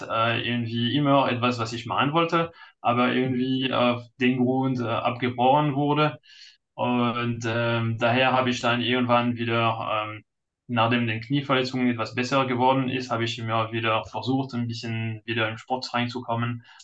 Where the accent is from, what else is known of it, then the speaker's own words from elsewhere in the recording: France; German is a second language; now in Munich, Germany; bin Franzose, äh, heute neun, also jetzt 39, äh, verheiratet mit einem Kind und ja, in Deutschland seit ewig.